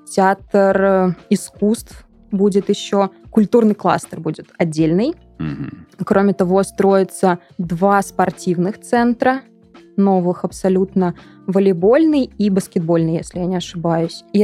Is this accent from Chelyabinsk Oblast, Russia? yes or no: no; Kemerovo, Kemerovo Oblast, Russia; moved away; я из Кемерово, и я ни разу не была в Новокузнецке.